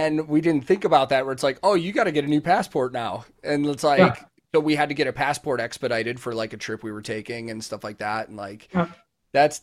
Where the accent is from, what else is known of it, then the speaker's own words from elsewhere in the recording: United States; being American